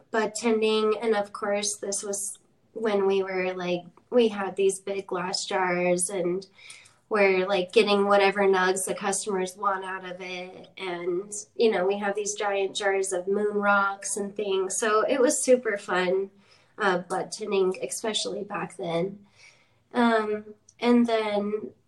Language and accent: English; Idaho, United States; also born or lived in Sacramento; Um, for let's see, so I'm 30, so I spent like 10 years in Sacramento. Um, but I'm originally originally from Idaho.